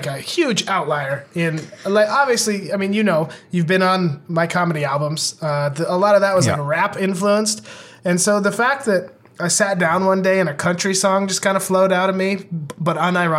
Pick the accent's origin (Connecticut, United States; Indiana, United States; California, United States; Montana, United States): Montana, United States; growing up in Montana